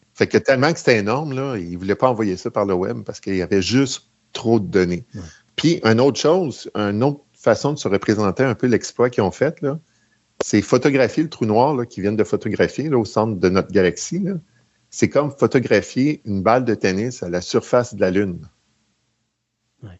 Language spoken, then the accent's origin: French; Mirabel, Quebec, Canada; je suis de Mirabel.